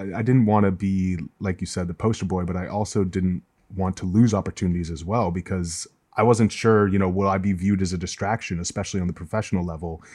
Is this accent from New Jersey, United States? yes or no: no; Massachusetts, United States; I grew up in Massachusetts, which for people who don't know is like among the most socially liberal places in the U.S.